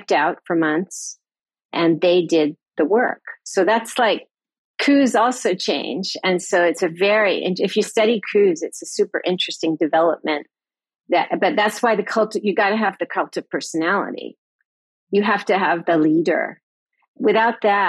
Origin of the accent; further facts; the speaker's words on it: United States; as an American